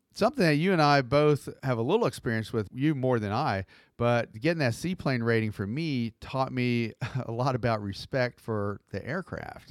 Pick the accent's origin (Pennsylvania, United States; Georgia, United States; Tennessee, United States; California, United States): Georgia, United States; Atlanta; I'm from Atlanta